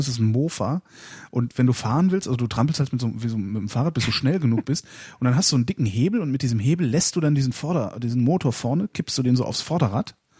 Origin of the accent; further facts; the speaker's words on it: near Cologne, North Rhine-Westphalia, Germany; in der Nähe von Köln, 20 Kilometer von Köln entfernt